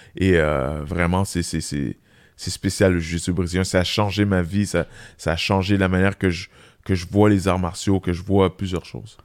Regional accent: Quebec, Canada; on est des Québécois

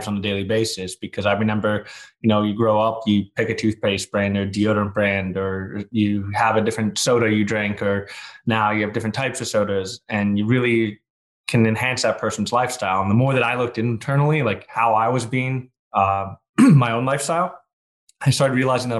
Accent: New York, United States; I was born in New York

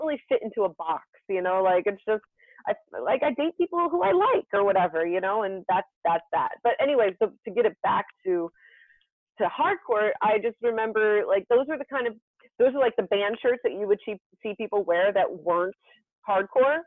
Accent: Somerville, New Jersey, United States; my hometown of Somerville, New Jersey

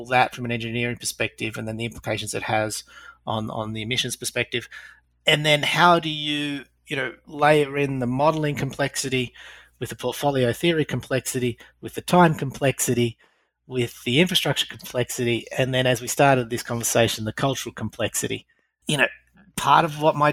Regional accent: Australia; accent: Australian; moved away; also born or lived in United Kingdom / Europe; Hopefully by now most of the audience will pick up my Australian accent. Lived in Britain and Europe for the longest time

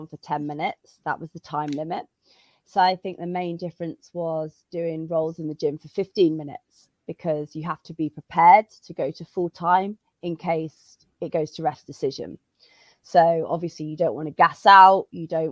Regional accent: United Kingdom; now in Madrid, Spain; I'm British, but I'm based in Madrid

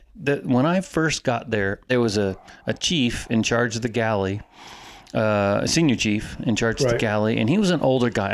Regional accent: Florida, United States; I grew up in Florida

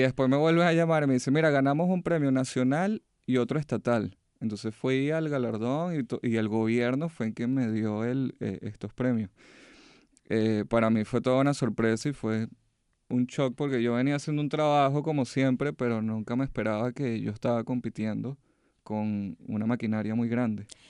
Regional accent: Venezuela; moved away as an adult; now in United States; mi país en alto de donde vengo

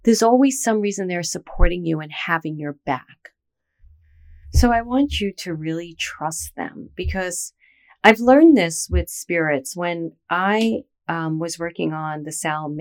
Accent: New York City, New York, United States; I was from Brooklyn

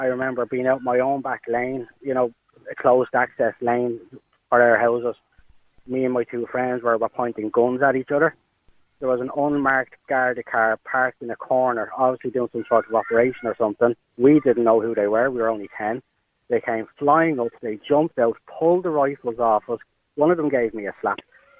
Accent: Dublin, Leinster, Ireland; I grew up in Finglas South, and now I'm up there by IKEA.

